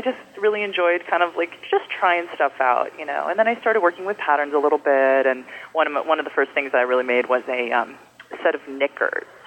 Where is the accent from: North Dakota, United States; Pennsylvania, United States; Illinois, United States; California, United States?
California, United States; Bay Area; I grew up in the Bay Area, and I've been um, living in the city since